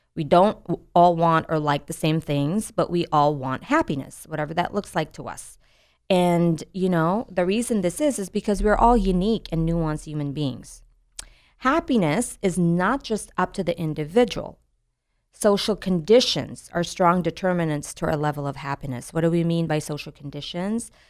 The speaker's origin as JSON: {"language": "English", "country": "United States", "said": "our sense of being American"}